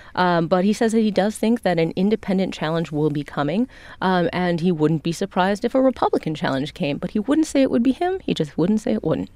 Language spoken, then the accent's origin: English; Chicago, Illinois, United States; now in Washington, D.C., United States; I'm a Chicagoan